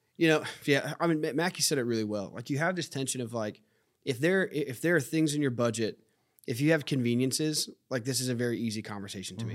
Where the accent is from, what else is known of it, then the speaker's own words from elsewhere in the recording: United States; as an American